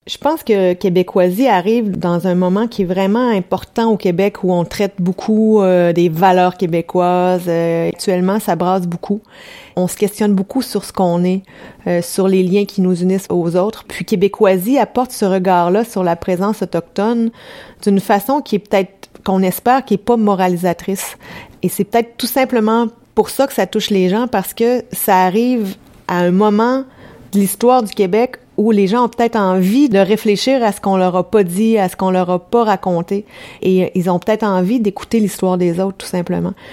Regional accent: France; moved away; moi je suis française

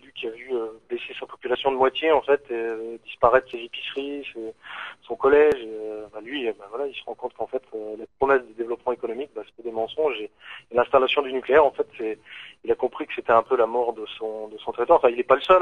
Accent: northern Lorraine, Grand Est, France; nous on vient du nord de la Lorraine

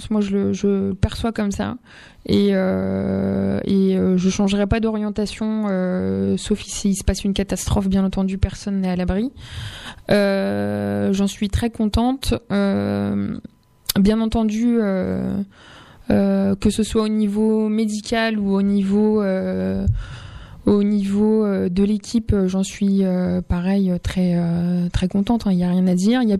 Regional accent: Amiens, Hauts-de-France, France; moi je viens d'Amiens et j'ai remplacé aux alentours Damien.

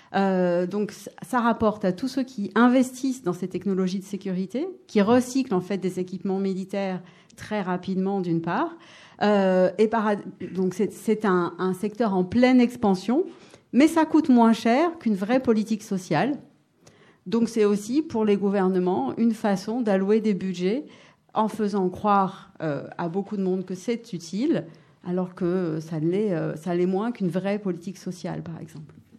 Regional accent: Paris, Île-de-France, France; now in Grenoble, France; Je suis née à Paris d'une famille qui, venait d'Europe de l'Est

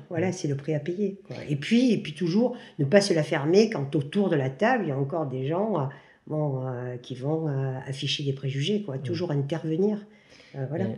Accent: Marseille, Provence-Alpes-Côte d'Azur, France; moved away as an adult; now in Pont-en-Royan, France; je suis de Marseille, mais actuellement je vis depuis ce Covid à la campagne de Le Vercors, à Pont-en-Royan

